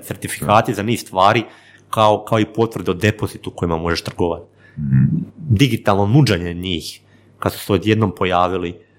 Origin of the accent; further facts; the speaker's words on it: Vinkovci, Vukovar-Srijem County, Croatia; ja sam iz, iz, iz Slavonije, iz Vinkovaca